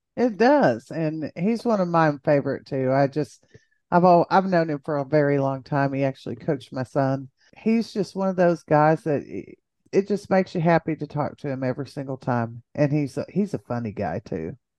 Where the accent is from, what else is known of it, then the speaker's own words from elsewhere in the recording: Jayton, Texas, United States; moved away; I don't even live in Jayton anymore, but you know, once Jaybird, always Jaybird